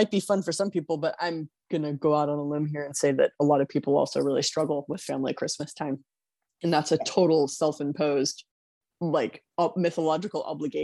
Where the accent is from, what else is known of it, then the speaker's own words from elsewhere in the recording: California, United States; Since I grew up in California, I grew up on like the edge of the New World